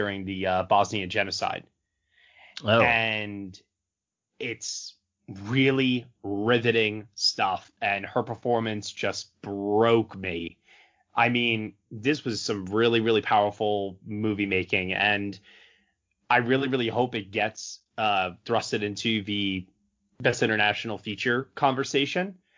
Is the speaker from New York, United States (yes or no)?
yes; Long Island, New York, United States; I grew up on Long Island, New York, and that's like Jewish mom heaven.